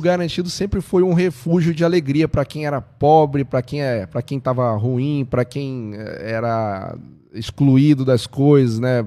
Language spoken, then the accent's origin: Portuguese; Parintins, Amazonas, Brazil; tenho muito orgulho de representar minha terra, que é Parintins, Amazonas